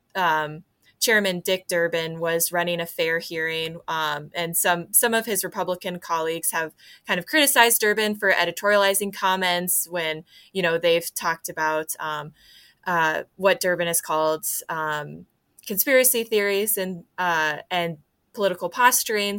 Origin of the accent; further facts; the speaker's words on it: DeWitt, Iowa, United States; I grew up in DeWitt